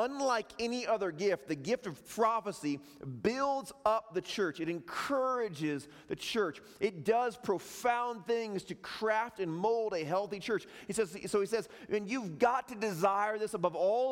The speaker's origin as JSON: {"language": "English", "town": "Chicago", "region": "Illinois", "country": "United States", "moved": "yes", "said": "I'm from Chicago"}